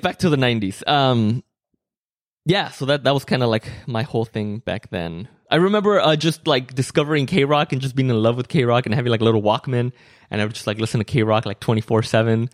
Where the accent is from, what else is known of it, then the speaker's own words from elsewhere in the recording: Mexico; moved away; growing up in Mexico